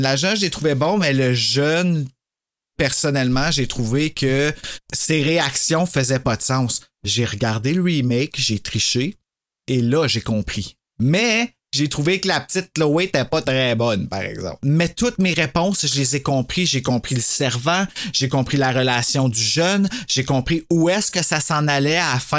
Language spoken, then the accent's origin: French; Gatineau, Quebec, Canada; on vient tous de Gatineau